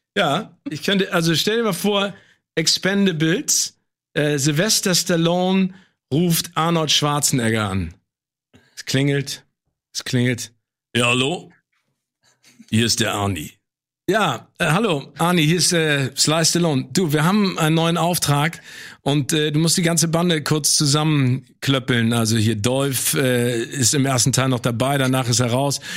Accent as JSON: {"language": "German", "region": "Hamburg", "country": "Germany", "said": "als Hamburger"}